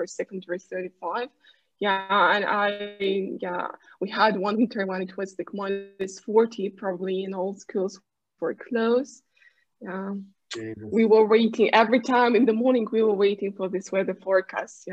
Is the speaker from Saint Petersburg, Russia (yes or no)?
no; Krasnoyarsk, Krasnoyarsk Krai, Russia; first language Russian; English is a second language; moved away as an adult; now in Moscow, Russia; I'm from Siberia, Krasnoyarsk, but I've been living in Moscow like for 10 years already